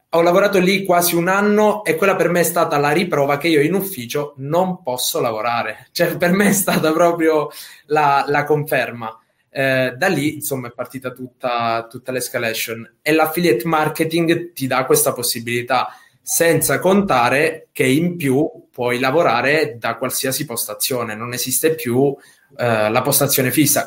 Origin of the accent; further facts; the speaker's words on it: Sicily, Italy; io da buon siciliano